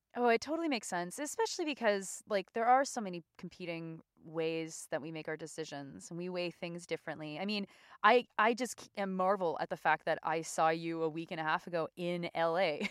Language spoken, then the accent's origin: English; Canada; as a Canadian